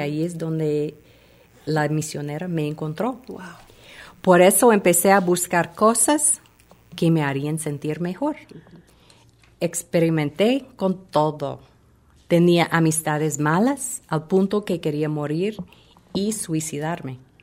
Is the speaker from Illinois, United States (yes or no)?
yes; Chicago, Illinois, United States; moved away as an adult; also born or lived in Fort Myers, Florida; yo crecí en Chicago